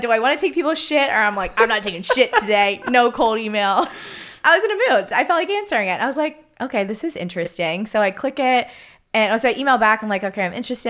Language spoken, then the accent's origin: English; Pittsburgh, Pennsylvania, United States; moved away as an adult; now in Southern California, United States; growing up in Pittsburgh, every single Sunday revolved around